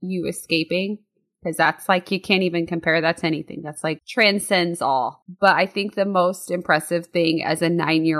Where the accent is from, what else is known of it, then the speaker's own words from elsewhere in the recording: Marion, United States; when I was growing up in Marion